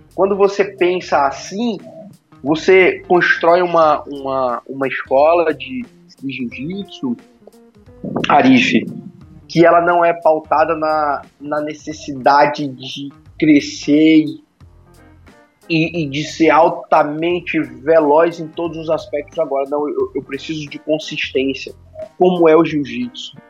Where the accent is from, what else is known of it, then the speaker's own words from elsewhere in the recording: Rio Branco, Acre, Brazil; Eu sou de Rio Branco, no Acre, nasci aqui